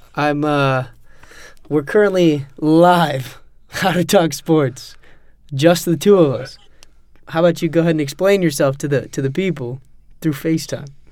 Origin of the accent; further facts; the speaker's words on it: Kansas City, Missouri, United States; I'm from Kansas City